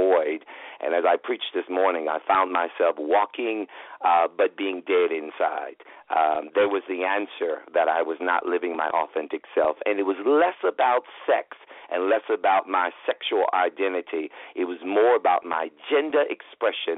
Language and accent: English; New York City, New York, United States; starting in New York City, you know, and growing up in New York